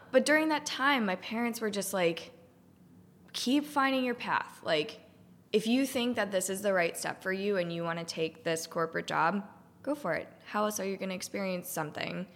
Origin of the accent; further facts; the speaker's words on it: Cohasset, Massachusetts, United States; moved away as an adult; also born or lived in Richmond / Denver; I grew up on the South Shore. I grew up in Cohasset